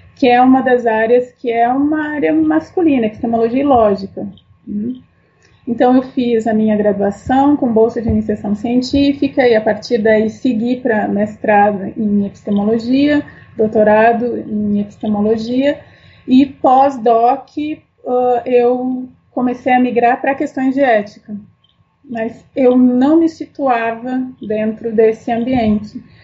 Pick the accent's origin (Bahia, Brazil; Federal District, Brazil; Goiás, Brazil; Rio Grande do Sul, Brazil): Rio Grande do Sul, Brazil; Porto Alegre; eu sou gaúcha, então minha, toda a minha formação e, e é, é, me criei em Porto Alegre